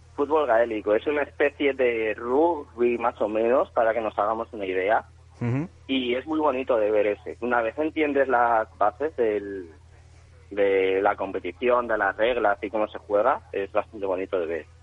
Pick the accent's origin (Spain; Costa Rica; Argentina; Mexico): Spain; moved away as an adult; now in Ireland; Yo me fui de España huyendo un poco